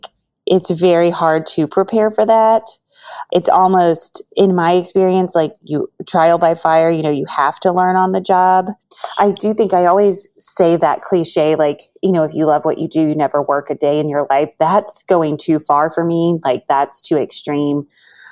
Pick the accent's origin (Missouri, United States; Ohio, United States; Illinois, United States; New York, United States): Missouri, United States; also born or lived in Chicago; moved back to my hometown in Missouri